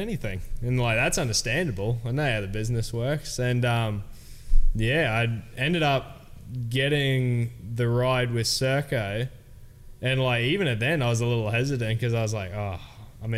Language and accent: English; Cairns, Queensland, Australia; Three Cairns rippers on the same team